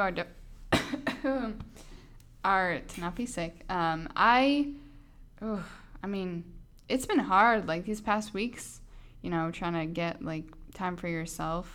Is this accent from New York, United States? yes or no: no; Westport, Massachusetts, United States; moved away; Westport is like the place I grew up is super quiet.